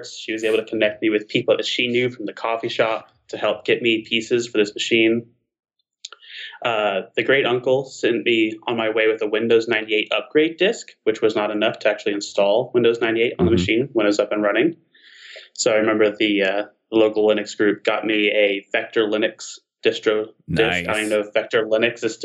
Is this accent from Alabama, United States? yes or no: yes; Alabama Gulf Coast, United States; I grew up on the Alabama Gulf Coast